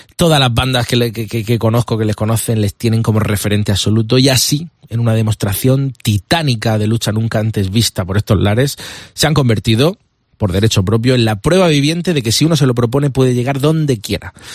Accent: Vega Baja del Segura, Valencian Community, Spain; moved away; llegamos hasta mi tierra, la Vega Baja del Segura. Orgulloso de ser de allí

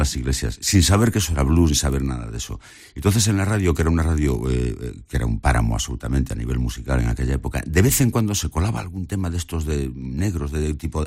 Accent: Galicia, Spain; soy gallego

